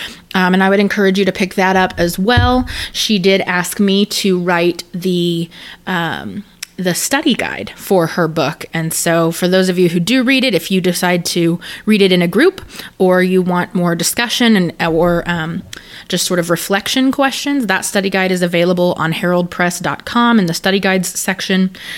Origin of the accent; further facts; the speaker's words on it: Texas, United States; But I was raised here in Texas in a family that is, we were Church of Christ